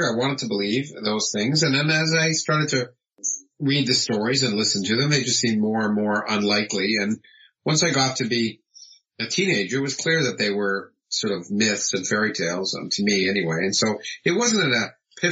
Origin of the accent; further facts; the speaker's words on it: Toronto, Ontario, Canada; moved away as an adult; now in United States; I was born in the United States, but I grew up in Toronto, in Canada, and had my formative education there right through being an undergraduate.